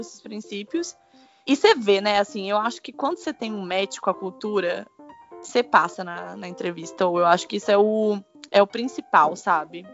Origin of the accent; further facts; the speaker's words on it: Brazil; moved away; eu sou brasileira